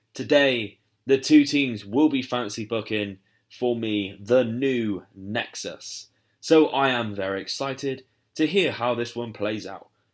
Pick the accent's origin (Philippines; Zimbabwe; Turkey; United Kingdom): United Kingdom; I am obviously from the U K, As you can tell by my accent